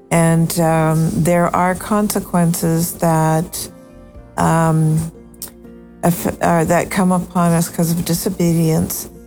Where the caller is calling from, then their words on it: Canada; Um, let you know that even though I'm Canadian, I pray for the States daily.